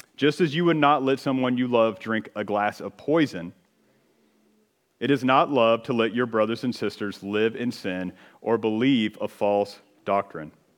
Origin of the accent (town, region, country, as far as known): United States